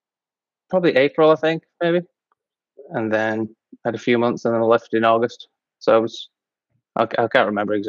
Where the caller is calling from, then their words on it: Chilliwack, British Columbia, Canada; Calling from Chilliwack, British Columbia. It's about an hour or so outside Vancouver.